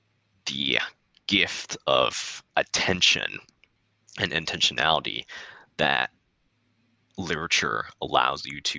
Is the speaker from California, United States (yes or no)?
yes; California, United States; Yes, I will point to three places in my neighborhood that greatly shaped the person that I've become.